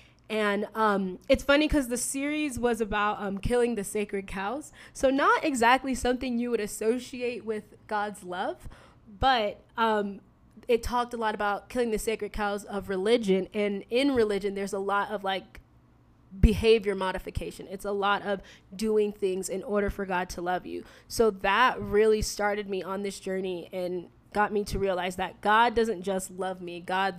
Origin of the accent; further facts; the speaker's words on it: East Coast, United States; I grew up on the East Coast. We moved about 15 times. I traveled a lot.